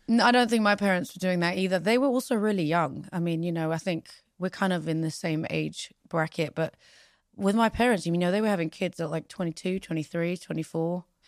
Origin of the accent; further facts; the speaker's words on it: London, United Kingdom; also born or lived in Pristina, Kosovo; I am English. I mean, I was raised here. This is my home